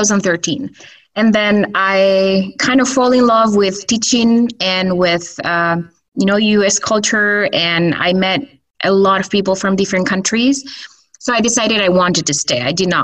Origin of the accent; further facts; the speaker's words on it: Huesca, Aragon, Spain; moved away as an adult; also born or lived in Minnesota, United States; I'm from Huesca, which is in Spain, in Aragon.